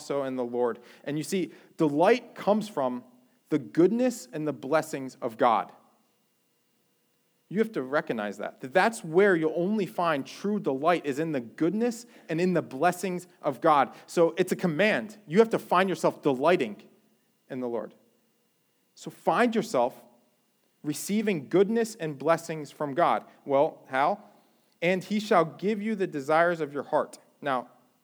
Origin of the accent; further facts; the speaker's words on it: Jersey Shore, New Jersey, United States; moved away as an adult; now in Florida, United States; I grew up on the Jersey Shore